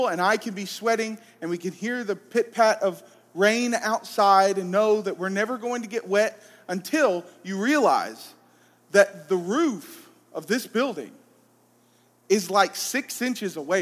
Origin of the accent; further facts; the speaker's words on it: Columbus, Georgia, United States; I'm from Columbus, Georgia.